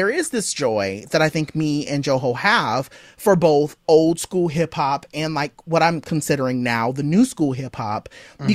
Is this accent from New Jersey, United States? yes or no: no; Southern California, United States; I grew up in SoCal